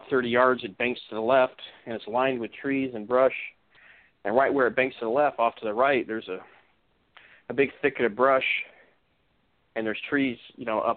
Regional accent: Orange County, Southern California, United States; moved away as an adult; also born or lived in Northwest Washington; now in Washington, United States; I grew up in Southern California, kind of in an upscale neighborhood in Orange County

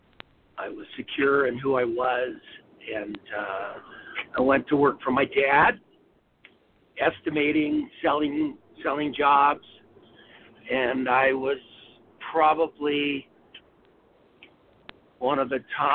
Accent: Los Angeles, California, United States; I was born in California. I grew up in Los Angeles, Woodland Hills

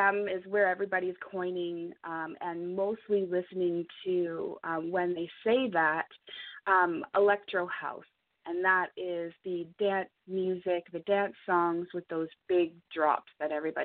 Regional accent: Ontario, Canada; now in British Columbia, Canada; I'm originally from Ontario as well, but I moved out here.

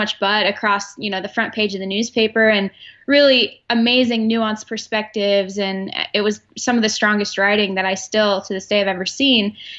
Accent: West Coast, United States; also born or lived in Arizona; now in Pennsylvania, United States; I was an outsider in terms of growing up on the West Coast and never really caring or knowing much about Penn State.

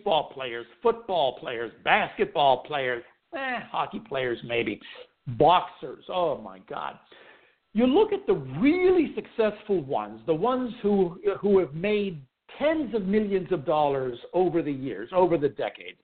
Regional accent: Pittsburgh, Pennsylvania, United States; When I was a kid, growing up in Pittsburgh

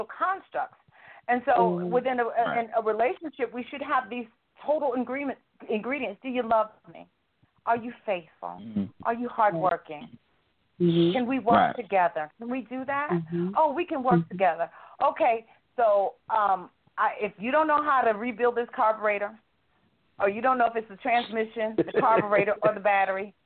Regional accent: the South, United States; I'm a Southerner

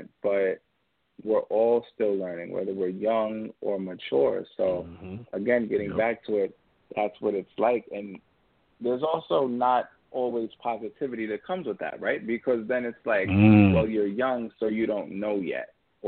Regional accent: Yonkers, New York, United States; also born or lived in Orangeburg, South Carolina; I'm 25 years old, and I was born and raised in Yonkers, New York.

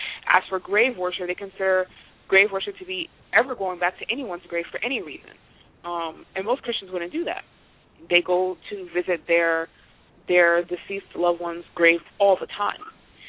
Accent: India; being Indian, and this is a hairy people. Indians are known for having a lot of hair on their heads and on their bodies.

